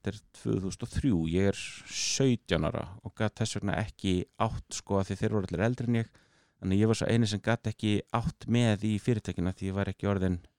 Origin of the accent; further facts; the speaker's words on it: Akureyri, Northeastern Region, Iceland; now in United States; ég er akkuringur, ég er á norðan